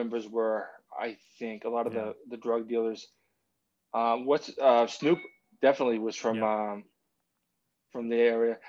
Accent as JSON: {"language": "English", "region": "London", "country": "United Kingdom", "said": "I'm from London."}